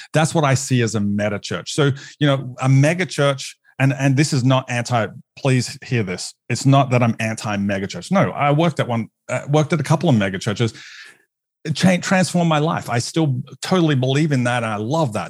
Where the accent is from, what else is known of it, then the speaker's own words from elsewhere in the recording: Australia; moved away as an adult; now in United States; as an Australian on staff